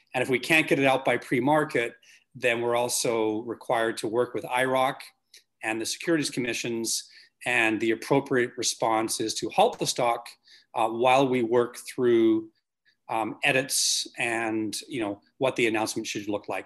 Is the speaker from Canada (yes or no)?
yes; Canada; in Canada as a Canadian